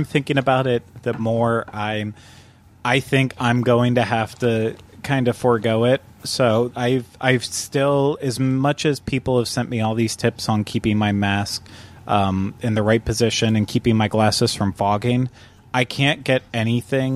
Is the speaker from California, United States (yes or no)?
no; Butler, Pennsylvania, United States; moved away; Where I grew up in Pennsylvania, in Butler, we had an awesome drive-in